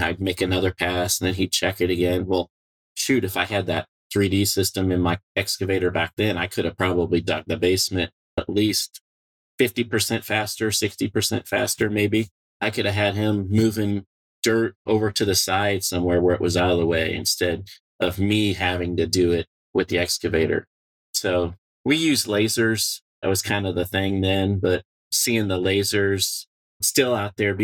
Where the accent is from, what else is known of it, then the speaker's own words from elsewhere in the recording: Peoria, Illinois, United States; I grew up in Peoria, Illinois, around Caterpillar